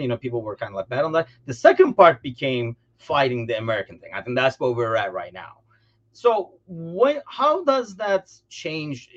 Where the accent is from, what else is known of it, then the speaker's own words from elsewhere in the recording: Turkey; now in United States; travel back to Turkey